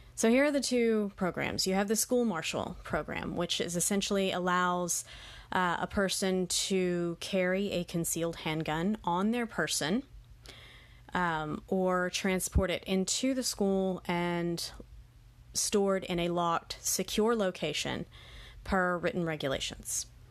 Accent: Texas, United States; my home state of Texas

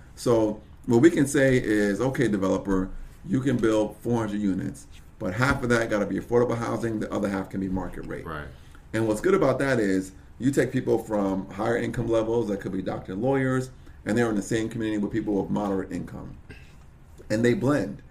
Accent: Brooklyn, New York, United States; now in Tamarac, United States; I'm from Brooklyn, New York

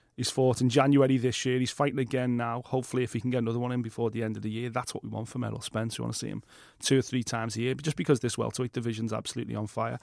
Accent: Liverpool, North West England, United Kingdom; I consider myself Scouse and then British. I would never, ever, ever describe myself as English. Maybe that's 'cause of Irish roots in this city

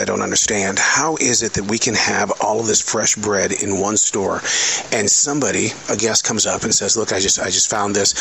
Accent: Montana, United States; I grew up on Spam. Yeah, we were a poor family from Montana.

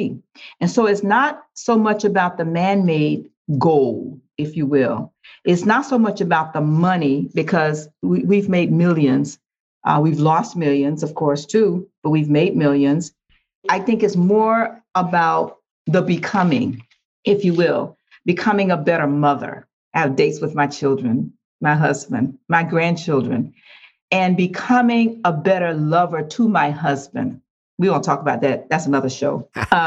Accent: Riviera Beach, Florida, United States; moved away as an adult; now in Riviera Beach, United States; I'm from Riviera Beach, a city that's a beautiful city

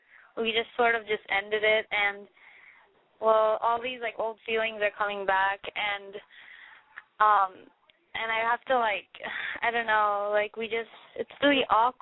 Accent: Redlands, California, United States; I'm 16. I'm from Redlands.

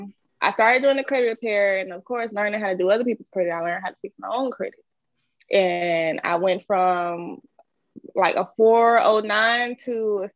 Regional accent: Memphis, Tennessee, United States; now in Atlanta, United States; I'm from Memphis, Tennessee.

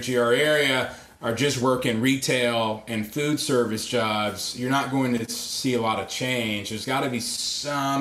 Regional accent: Atlanta, Georgia, United States; moved away; also born or lived in Grand Rapids; I was raised in Atlanta

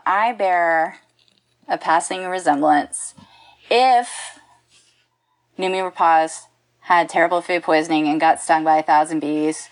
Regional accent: Texas, United States; I'm from Texas

